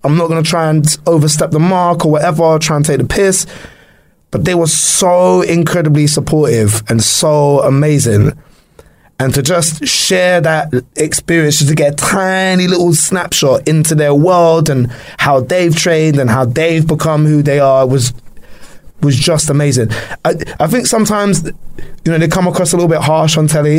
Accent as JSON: {"language": "English", "region": "London", "country": "United Kingdom", "said": "I'm from London"}